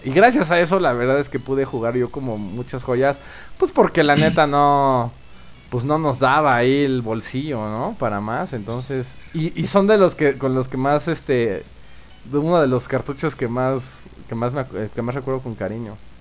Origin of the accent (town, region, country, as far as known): Mexico